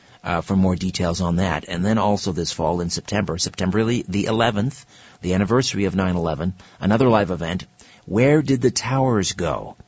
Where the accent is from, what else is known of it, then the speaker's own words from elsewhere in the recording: Brantford, Ontario, Canada; I had a great time moderating the Canadian National Inquiry into UFOs at the Alien Cosmic Expo in my hometown of Brantford on Saturday.